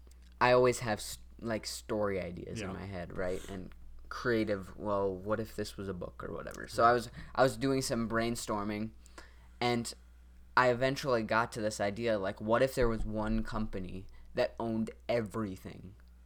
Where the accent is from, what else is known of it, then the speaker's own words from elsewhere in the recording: North Dakota, United States; I was born in North Dakota.